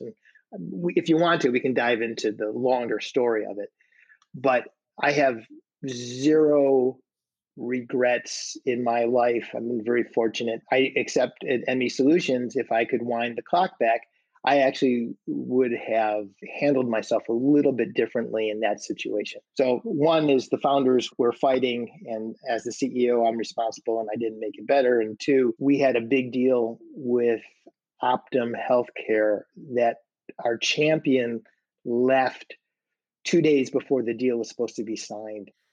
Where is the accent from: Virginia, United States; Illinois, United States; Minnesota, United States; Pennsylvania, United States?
Illinois, United States; Chicago; I loved growing up there